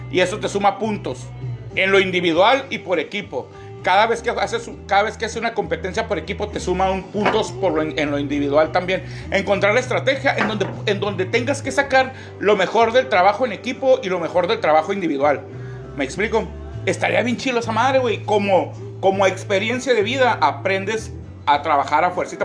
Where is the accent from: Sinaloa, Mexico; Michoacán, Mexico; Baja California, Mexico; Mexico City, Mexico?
Baja California, Mexico; Mexicali; yo nací en Mexicali. Mis papás nacieron aquí